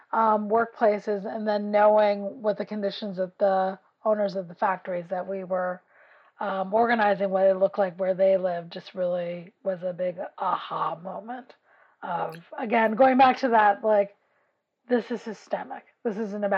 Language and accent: English; New York City, New York, United States; I grew up in West Harlem, so it's a working class community.